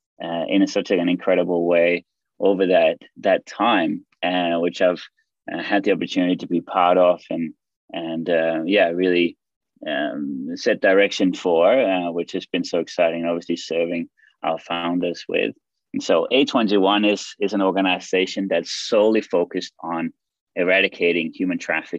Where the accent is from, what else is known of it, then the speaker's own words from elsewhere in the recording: Denmark; moved away as an adult; also born or lived in Australia / Greece; I'm actually from Denmark in Europe and also living here now.